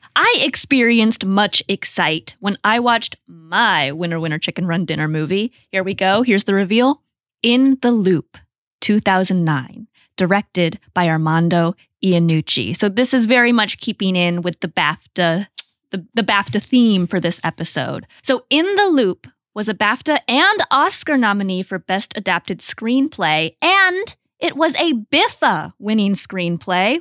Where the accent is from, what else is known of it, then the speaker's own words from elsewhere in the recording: Portland, Oregon, United States; moved away as an adult; now in Los Angeles, United States; I was raised in Portland